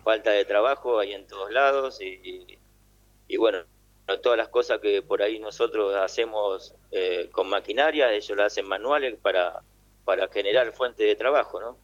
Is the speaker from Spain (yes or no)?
no; Argentina; moved away as an adult; now in Bangladesh; estoy muy orgulloso de ser argentino